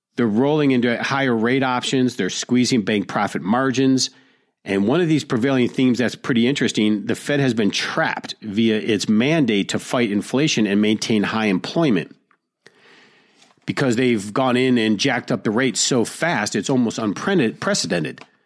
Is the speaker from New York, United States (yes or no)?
no; Detroit, Michigan, United States; blue dog Democrats like I grew up with in Detroit